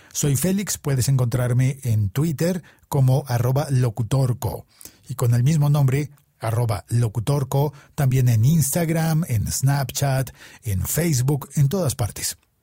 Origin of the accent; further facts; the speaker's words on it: Bogotá, Colombia; A mí como bogotano